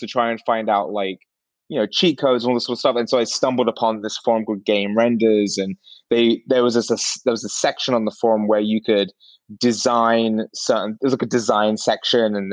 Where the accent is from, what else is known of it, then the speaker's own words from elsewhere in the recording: Sunbury-on-Thames, South East England, United Kingdom; now in San Francisco, United States; I'm originally from London, England